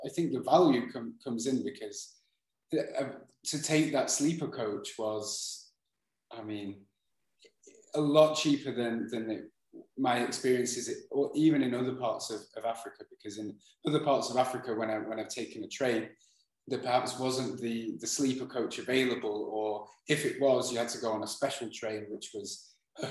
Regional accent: England, United Kingdom; moved away; also born or lived in Netherlands / Spain; growing up in England

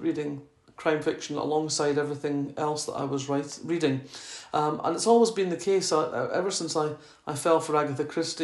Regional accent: Fife, Scotland, United Kingdom; accent: Scottish; moved away as an adult; also born or lived in Oxford; growing up in Fife in the 1960s, we only had 3 vegetables

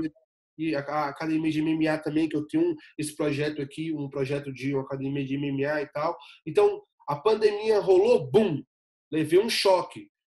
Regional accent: Ceilândia, Federal District, Brazil; moved away as an adult; also born or lived in Recanto das Emas; now in United States; eu sou de Brasília, né, a capital federal, e nascido e criado na, na comunidade da Ceilândia, né, na cidade da Ceilândia

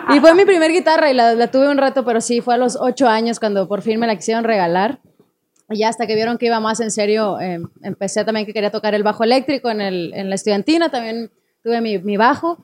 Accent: Chihuahua, Mexico; yo soy de Chihuahua

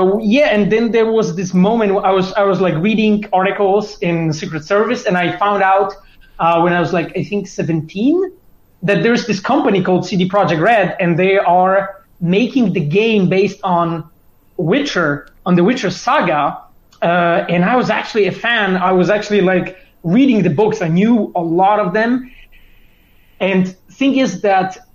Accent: Poland; I was born in Polish mountains.

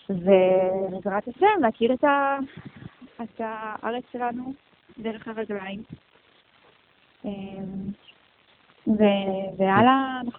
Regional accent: Los Angeles, California, United States; ואני גדלתי בקהילה מדהימה, אה, בקהילה קונסרבטיבית.

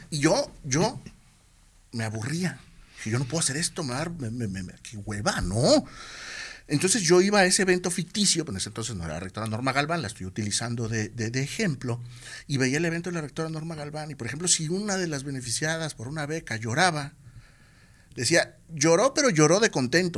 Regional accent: Tepic, Nayarit, Mexico; also born or lived in Guadalajara; extraño mi tierra y me regreso

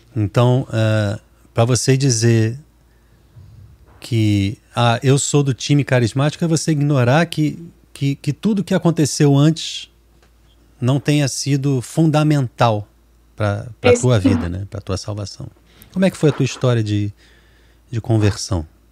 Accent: Rio de Janeiro, Brazil; eu sou do Rio

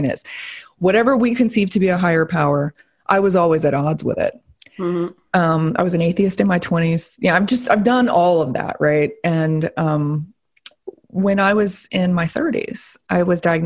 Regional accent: the South, United States; I was raised here in the South. I live in Florida

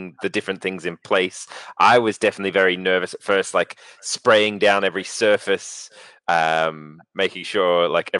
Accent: Melbourne, Victoria, Australia; moved away; Which happened in my hometown

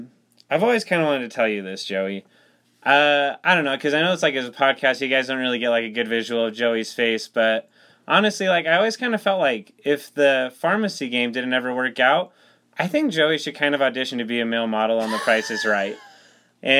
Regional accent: Lindon, Utah, United States; So I'm from the city of dreams, Linden, Utah.

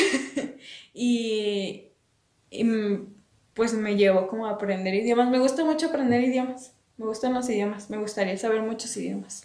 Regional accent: Mexico; soy orgullosa orgullosamente mexicana

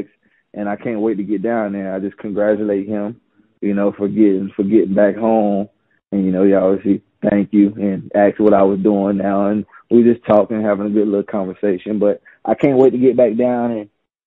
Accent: Gastonia, North Carolina, United States; I'm from Gastonia

